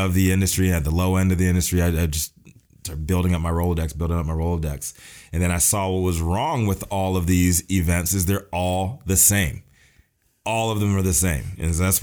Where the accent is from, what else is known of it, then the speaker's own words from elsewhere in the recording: Fluvanna County, Virginia, United States; I'm from Virginia, from the country, Fluvanna County, Virginia.